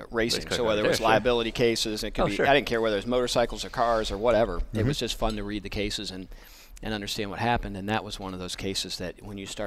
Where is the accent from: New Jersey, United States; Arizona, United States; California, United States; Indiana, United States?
Indiana, United States; Danville; growing up in Danville, you know, I was 30 minutes from the Speedway